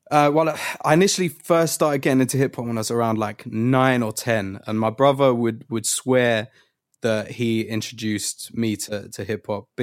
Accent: London, United Kingdom; there's a lot of like false information online that says I'm from Hackney, but I was born and raised in Finsbury Park. Like, I was born in the Whittington

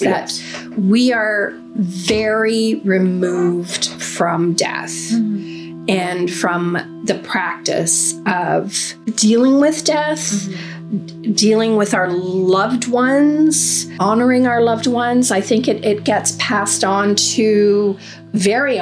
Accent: Manitoba, Canada; I grew up in Manitoba

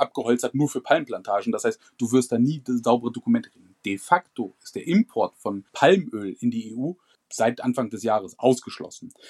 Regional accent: Germany; bei uns in Deutschland

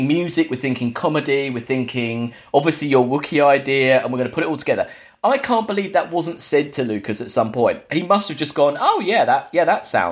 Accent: England, United Kingdom; we're English.

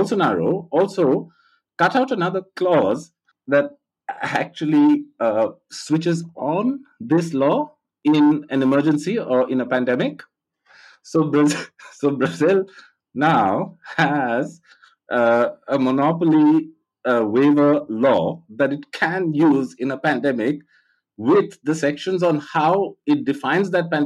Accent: India; I grew up in India

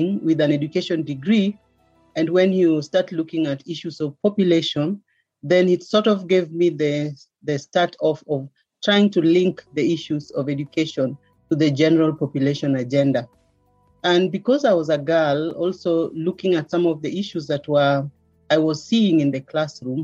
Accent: Kericho, Kericho County, Kenya; I was born in Kericho, so a lot of my early childhood years were spent in Kericho.

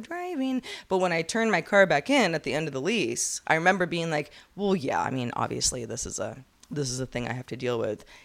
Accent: California, United States; I'm just from California.

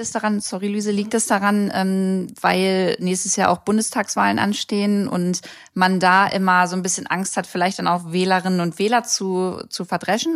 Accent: Germany; hier bei uns in Deutschland

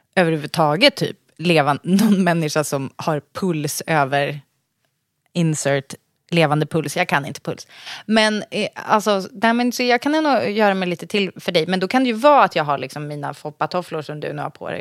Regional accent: Sorunda, Stockholm County, Sweden; där jag kommer ifrån så har de ju, i Sorunda

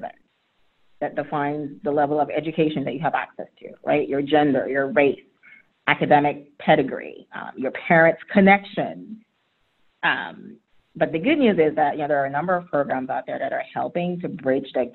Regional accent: Haiti; now in Atlanta, United States; I'm an immigrant. I was born and raised in Haiti. My parents moved to the U.S.

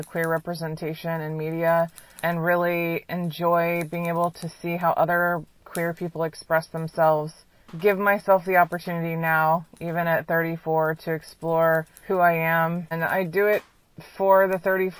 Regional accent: Kansas City, Missouri, United States; I'm 34 years old. I'm from Kansas City, Missouri, USA

